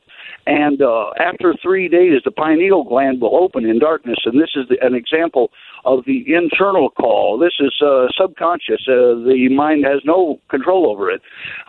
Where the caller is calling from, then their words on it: Arizona, United States; I'm calling from Route 66 in Arizona.